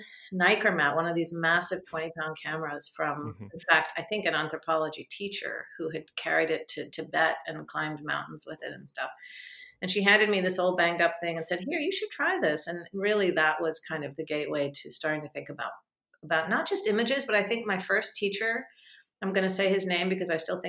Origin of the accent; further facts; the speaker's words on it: Japan; born there; also born or lived in Vietnam / Israel; We were living in Japan. I was born in Japan and we were they lived in Vietnam before that. We lived in Israel and traveled all around the Middle East.